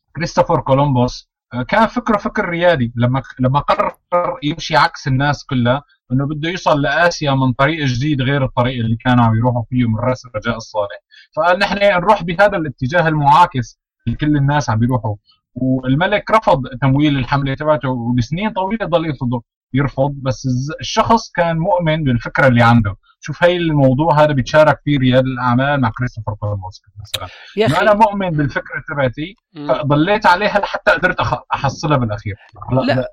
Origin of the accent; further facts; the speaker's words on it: Aleppo, Aleppo Governorate, Syria; بسوريا كان عندنا بحلب